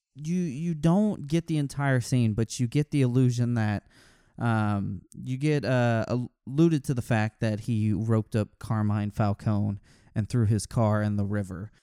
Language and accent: English; Texas, United States; I'm from Texas.